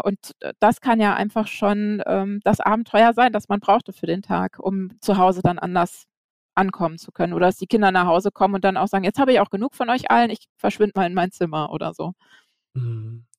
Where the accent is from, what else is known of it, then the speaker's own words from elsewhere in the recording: Flensburg, Schleswig-Holstein, Germany; Ich bin ähm, in Flensburg geboren